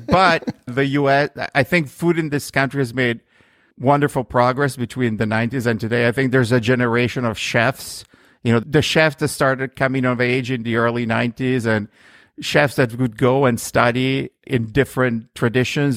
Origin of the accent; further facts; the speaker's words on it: Milan, Lombardy, Italy; moved away as an adult; also born or lived in New York, United States; now in United States; I grew up in Milan, uh, which is in the northern part of Italy